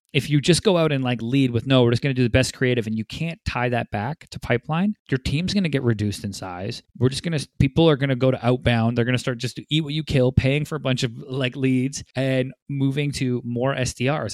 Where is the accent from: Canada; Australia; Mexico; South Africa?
Canada; Vancouver, British Columbia; now in Los Angeles, United States; joining me from my hometown, Vancouver, B C